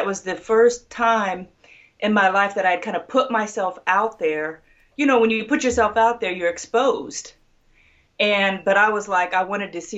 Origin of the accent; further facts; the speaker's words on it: Ohio, United States; also born or lived in Central Florida; now in Florida, United States; I was born and raised in Ohio, and I'm currently in Central Florida